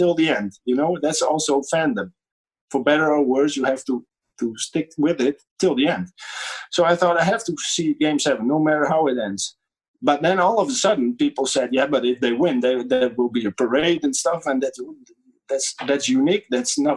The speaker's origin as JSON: {"language": "English", "country": "Netherlands"}